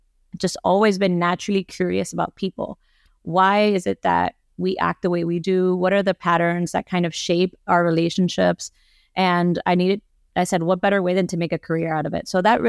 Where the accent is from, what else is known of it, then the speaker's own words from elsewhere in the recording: Miami, Florida, United States; I grew up here in Miami. I am a first generation Cuban American